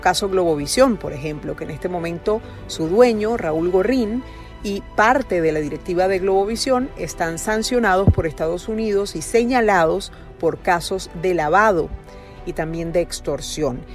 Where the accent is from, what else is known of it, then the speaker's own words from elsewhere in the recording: Venezuela; mi país